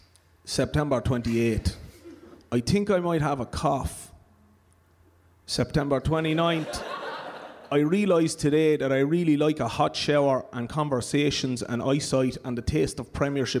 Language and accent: English; Waterford, Munster, Ireland; accent: Waterford; I'm from Waterford, so I'm allowed to do this in an authentic Waterford accent as well